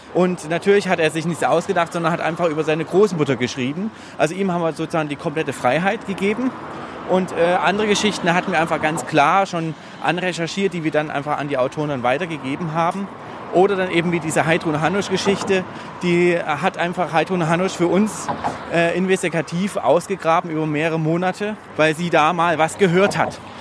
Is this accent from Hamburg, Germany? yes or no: no; Dresden, Saxony, Germany; ich bin in der Dresdner Neustadt groß geworden.